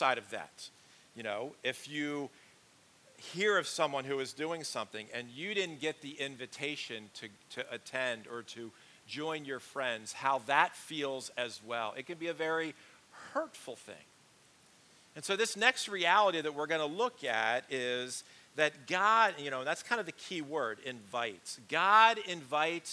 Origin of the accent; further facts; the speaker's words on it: Pennsylvania, United States; growing up in Pennsylvania, football is always a big thing